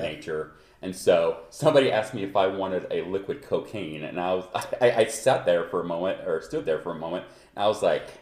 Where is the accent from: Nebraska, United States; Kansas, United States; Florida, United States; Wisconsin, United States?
Kansas, United States; Ottawa; now in Denver, United States; I'm from Kansas. I'm a Kansas native